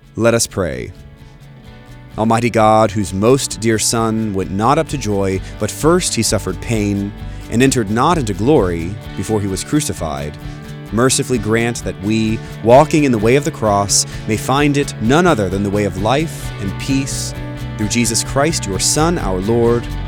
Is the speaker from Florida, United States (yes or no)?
yes; Florida, United States; growing up in Florida with many Jewish friends